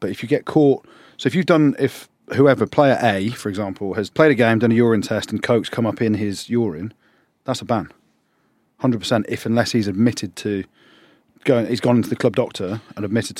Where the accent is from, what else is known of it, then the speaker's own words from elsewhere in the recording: England, United Kingdom; As every Englishman involved in the sport, you're brought up to dislike the Aussies.